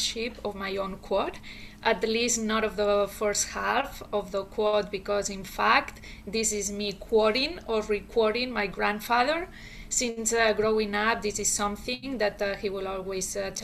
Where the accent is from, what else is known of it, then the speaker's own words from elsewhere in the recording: Barcelona, Catalonia, Spain; moved away as an adult; now in United States; I was born and raised in Barcelona